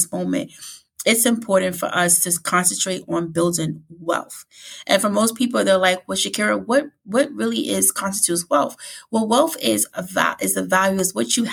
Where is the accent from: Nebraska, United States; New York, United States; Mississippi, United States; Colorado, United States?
New York, United States; New York City; growing up in the Bronx and, you know, lower income family